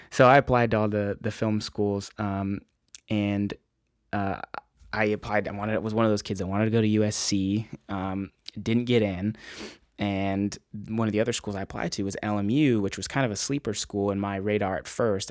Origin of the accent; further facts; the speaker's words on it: Encinitas, California, United States; I'm from Encinitas, California originally